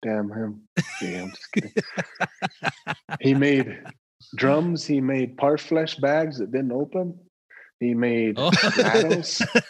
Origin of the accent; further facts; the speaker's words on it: Lodge Grass, Montana, United States; also born or lived in Billings / Hardin / Phoenix; I grew up in Lodgegrass. I grew up in Billings, Hardin, Phoenix. Yeah. Graduated high school from Hardin.